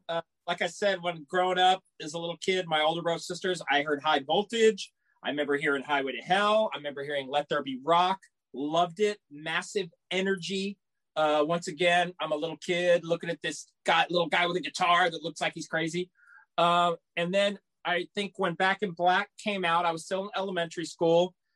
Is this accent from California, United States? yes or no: no; San Antonio, Texas, United States; Growing up in San Antonio, Texas, we had a very influential radio station